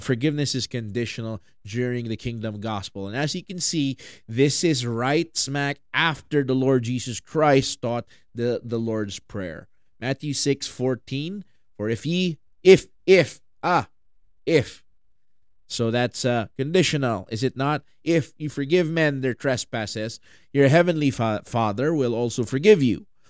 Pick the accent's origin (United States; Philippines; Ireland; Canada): Philippines; I'm from the Philippines